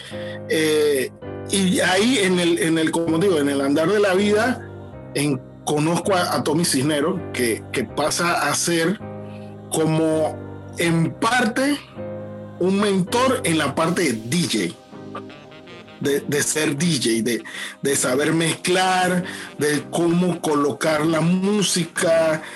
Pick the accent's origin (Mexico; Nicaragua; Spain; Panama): Panama; Panama City; Crecí en Betania, en Los Libertadores